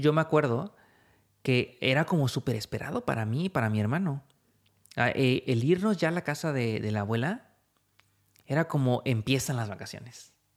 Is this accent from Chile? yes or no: no; Mexico